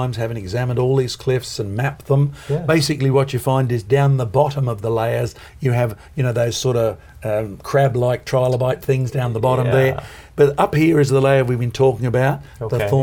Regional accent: Australia; I'm from Australia

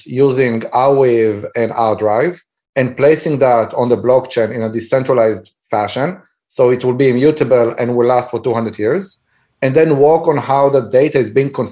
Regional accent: Israel; moved away; When I grew up back in Israel, and I was in elementary school, we had 45 to 50 kids in one classroom

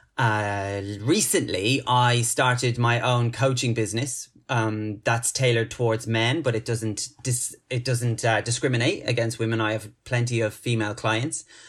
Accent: Dublin, Ireland; moved away as an adult; now in London, United Kingdom; I've resided back in my, my hometown, my, my mother planet of Ireland

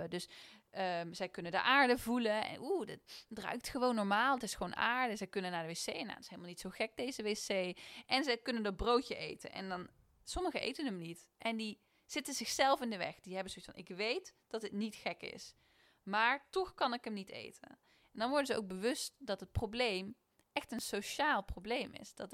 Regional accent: Netherlands; En we zijn Nederlanders, hè?

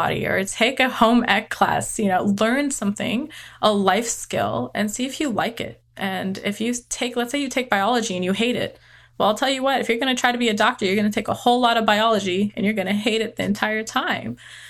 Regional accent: California, United States; also born or lived in Texas; I do live, I've been living in Texas. I grew up in California, and my husband and I settled in Texas.

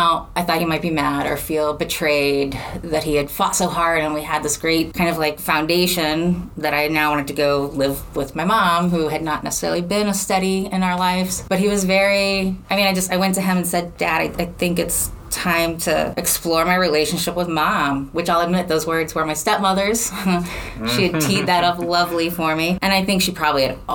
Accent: Chicago, Illinois, United States; moved away; also born or lived in St. Louis; I'm from Chicago.

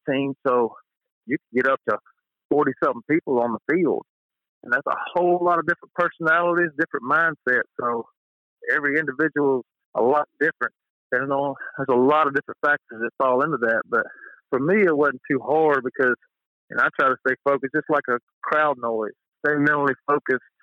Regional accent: Moss Point, Mississippi, United States; being from Moss Point. You know, I don't coach at Moss Point. I'm not far from there, but, you know, there's still a part of me there. That's where I grew up

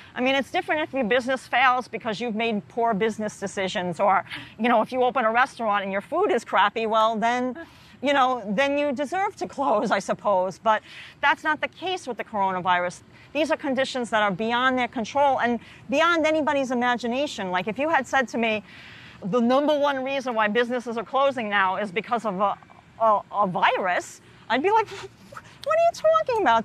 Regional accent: New York City, New York, United States; also born or lived in Harlem, New York City; grew up in the Bronx.

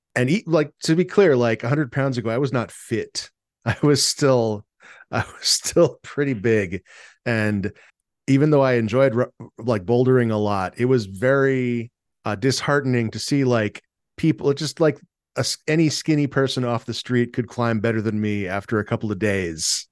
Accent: San Diego, California, United States; moved away; I'm from San Diego, where burritos are very different than they are here

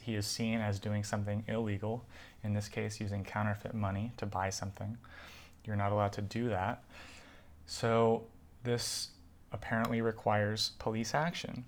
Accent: United States; also born or lived in California / New York; So I really identify as a Californian and a New Yorker, where I grew up, uh, my family coming from both places

